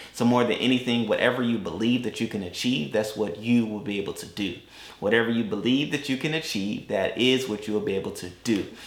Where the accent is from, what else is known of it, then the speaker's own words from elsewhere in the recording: Atlanta, Georgia, United States; moved away as an adult; also born or lived in Augusta, Georgia / Valdosta, Georgia; now in Tampa, United States; Then they moved to Atlanta